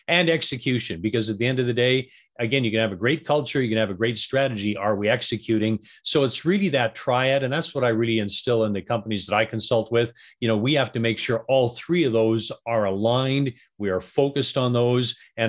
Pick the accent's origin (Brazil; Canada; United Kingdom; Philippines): Canada; Vancouver, British Columbia; also born or lived in Atlanta; now in Denver, United States; I am. Yeah. Born and raised in Vancouver. So. I mean, yes. I've lived in Atlanta and Denver and different places, but yeah, born and raised in Canada.